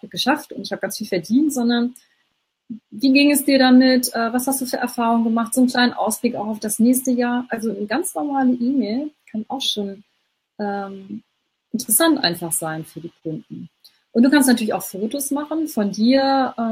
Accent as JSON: {"language": "German", "region": "Hamburg", "country": "Germany", "said": "Ähm, also ich bin ja aus Hamburg, aus dem Norden. Ich kenne das nicht so sehr."}